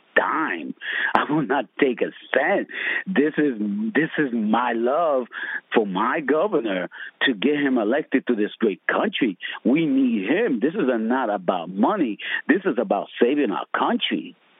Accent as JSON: {"language": "English", "town": "Camden", "region": "New Jersey", "country": "United States", "said": "I'm from Camden."}